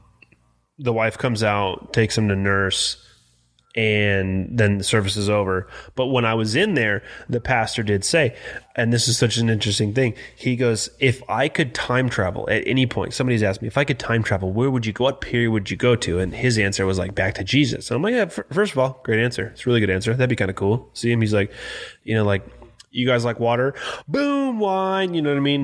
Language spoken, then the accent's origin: English; San Bernardino, California, United States; also born or lived in Yucaipa; I grew up in San Bernardino, which you know is kind of hood